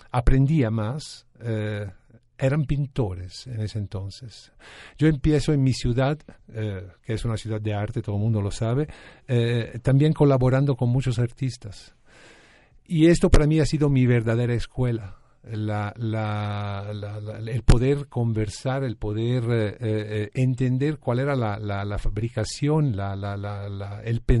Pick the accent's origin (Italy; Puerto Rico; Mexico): Italy; Florence, Tuscany; moved away; Nací en Florencia, Italia.